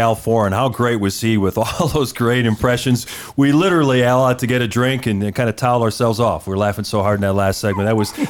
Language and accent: English; Milwaukee, Wisconsin, United States; obviously, I'm older than you guys, but I remember, you know, growing up in Milwaukee